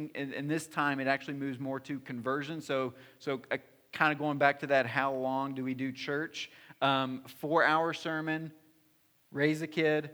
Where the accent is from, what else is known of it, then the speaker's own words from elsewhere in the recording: the South, United States; moved away; I'm from the South